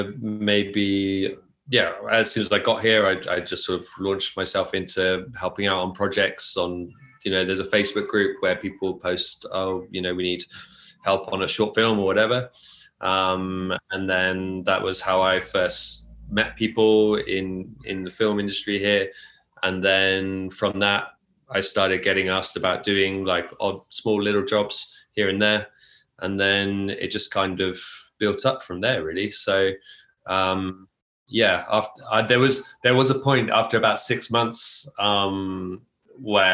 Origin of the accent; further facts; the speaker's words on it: near Oxford, the Cotswolds, South East England, United Kingdom; moved away as an adult; now in Tokyo, Japan; I grew up near Oxford in the UK, in the Cotswolds, very small countryside village